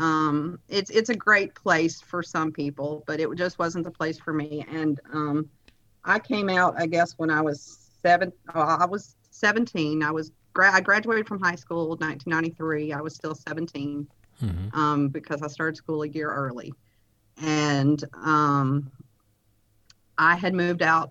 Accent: Lake Charles, Louisiana, United States; also born or lived in Oklahoma City, Oklahoma / Reeves, Louisiana; now in Houston, United States; I was born in Oklahoma City, Oklahoma, but my mom was from Louisiana. She moved us back down to Louisiana when I was a young baby, and so I was raised in the Lake Charles area.

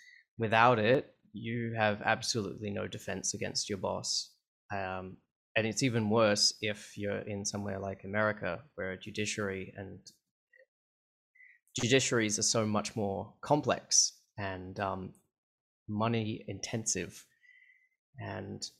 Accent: Canberra, Australian Capital Territory, Australia; now in Melbourne, Australia; So even though I live in Melbourne nowadays, I grew up in Canberra of Australia, which is it's the capital.

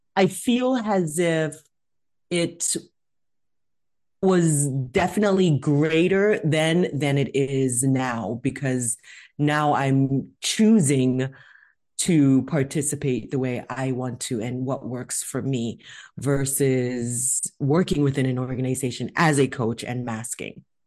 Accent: California, United States; I'm from California

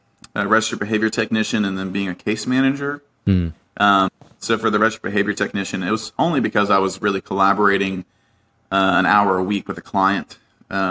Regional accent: Virginia, United States; I grew up in Virginia

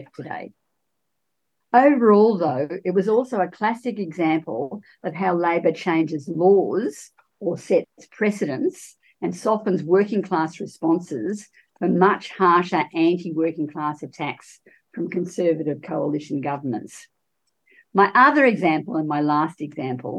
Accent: Geelong, Victoria, Australia; I'm from Geelong

